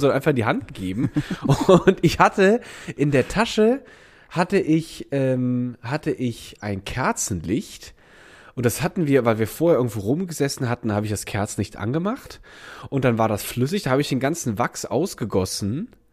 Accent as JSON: {"language": "German", "region": "Rhineland", "country": "Germany", "tie": "born or raised there", "moved": "yes", "lives_now": "Berlin, Germany", "said": "bei uns war das Rheinländer Dorf"}